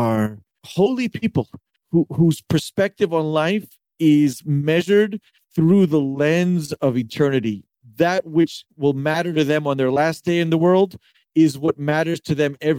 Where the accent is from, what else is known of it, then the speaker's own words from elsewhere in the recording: Memphis, Tennessee, United States; moved away as an adult; now in Safed, Israel; I grew up in Memphis.